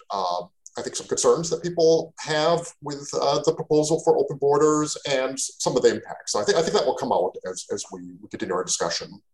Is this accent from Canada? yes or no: yes; Canada; also born or lived in Mexico; now in Portland, United States; I'm Canadian. I grew up in Canada